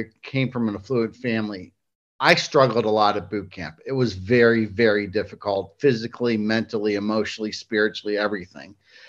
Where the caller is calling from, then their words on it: Hilton Head Island, South Carolina, United States; I'm coming in from Hilton Head Island, South Carolina. And it's kind of funny, we just moved down here several months ago